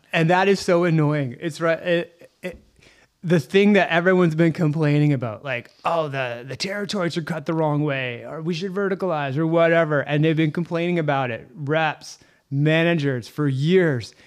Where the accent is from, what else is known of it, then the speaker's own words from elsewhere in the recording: Canada; We're Canadian